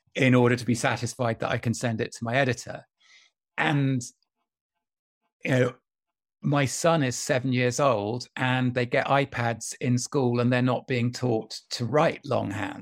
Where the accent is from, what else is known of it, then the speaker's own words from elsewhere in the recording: County Durham, North East England, United Kingdom; when I was a teenager growing up in County Durham